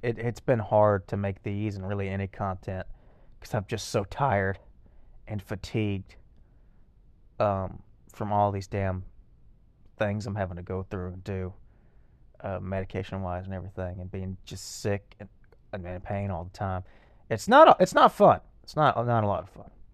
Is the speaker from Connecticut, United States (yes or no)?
no; Lexington, Texas, United States; Lexington, my hometown